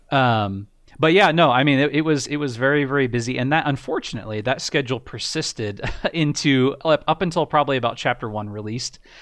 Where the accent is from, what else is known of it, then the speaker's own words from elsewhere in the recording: United States; I got a job, um, actually in my hometown doing software support